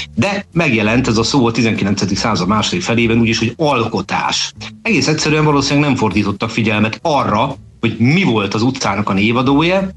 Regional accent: Budapest, Hungary; nem messze ettől nőttem föl nevezetesen a Maros utcába.

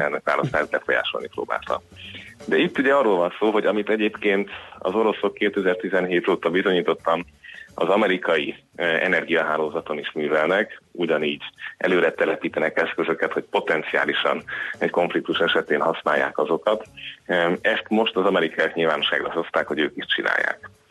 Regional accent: Hungary; számomra magyarként, magyar állampolgárként

